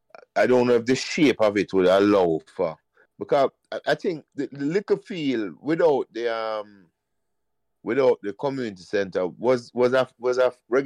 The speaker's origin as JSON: {"language": "English", "town": "Pembroke Hall", "region": "Saint Andrew", "country": "Jamaica", "tie": "born or raised there", "said": "When we grew up in Pembroke, every street have a bag of youth, you know."}